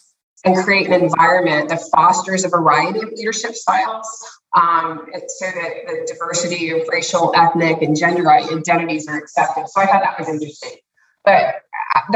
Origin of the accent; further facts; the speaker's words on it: United States; I grew up in the United States